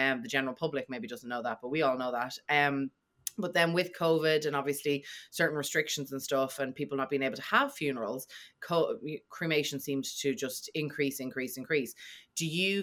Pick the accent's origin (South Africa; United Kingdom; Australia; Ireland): Ireland; as an Irish person